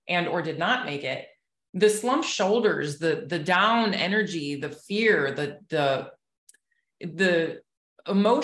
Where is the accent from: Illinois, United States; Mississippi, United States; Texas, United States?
Illinois, United States; Chicago; now in Southwest Florida, United States; I'm actually from Chicago originally, but I've been in Florida for 30 plus years.